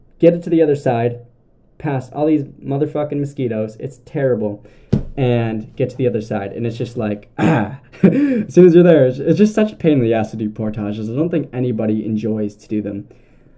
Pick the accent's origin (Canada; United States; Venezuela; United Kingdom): Canada; Southern Ontario; I'm from Southern Ontario